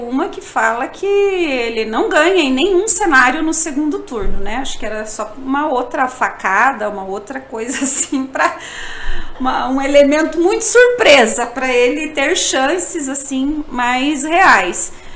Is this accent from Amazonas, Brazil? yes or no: no; São José dos Pinhais, Paraná, Brazil; Eu sou de São José dos Pinhais, que é um dos municípios que é o Cinturão Verde